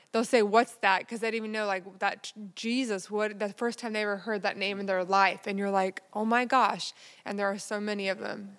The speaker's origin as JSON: {"language": "English", "region": "Texas", "country": "United States", "tie": "born or raised there", "said": "my hometown in Texas"}